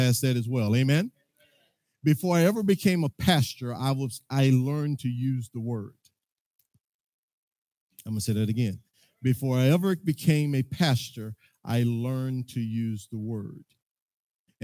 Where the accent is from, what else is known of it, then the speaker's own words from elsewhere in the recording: Mississippi, United States; now in McKinney, United States; I'm from McKinney, Texas. Well, I'm actually from Mississippi by way of Texas